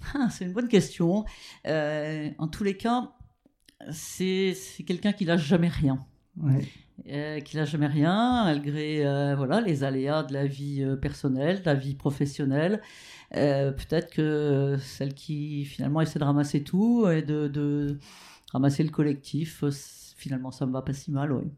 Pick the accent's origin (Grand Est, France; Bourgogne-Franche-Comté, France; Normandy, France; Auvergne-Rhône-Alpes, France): Normandy, France; Rouen; also born or lived in Petit-Quevilly; je suis née à Petit Quevilly, mais ma famille habitait Rouen.